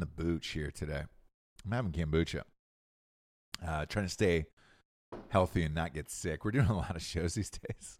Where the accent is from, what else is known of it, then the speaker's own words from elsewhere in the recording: Georgia, United States; moved away; I'm from Georgia originally, right? And I'm looking, I look back at my high school people